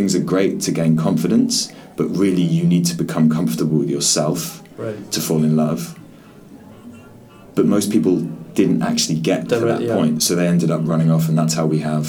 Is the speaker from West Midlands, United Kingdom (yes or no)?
no; London, United Kingdom; moved away as an adult; also born or lived in Holloway, London; now in Hong Kong; I was born in North London, in Holloway